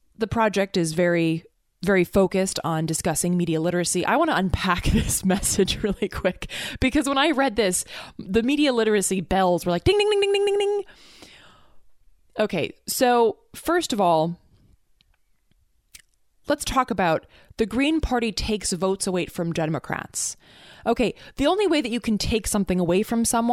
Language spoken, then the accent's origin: English; North Carolina, United States; my home state of North Carolina